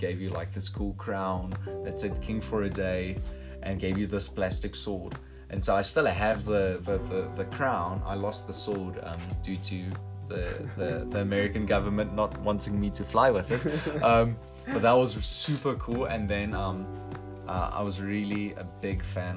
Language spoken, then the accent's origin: English; Potchefstroom, North West, South Africa; I'm from Poch